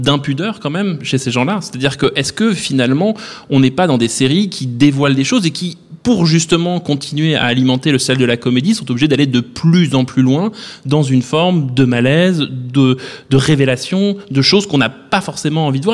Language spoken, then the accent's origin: French; France; chez nous en France